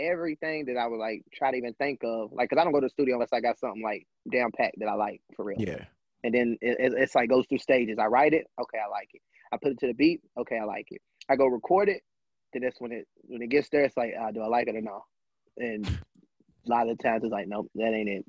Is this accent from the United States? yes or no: yes; Lexington, United States; where I'm from like from Lexington